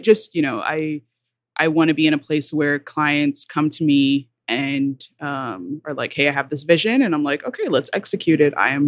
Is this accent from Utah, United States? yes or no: no; Kentucky, United States; I'm not from there, but I went to school there. Mm-hmm. I'm from mostly from Kentucky.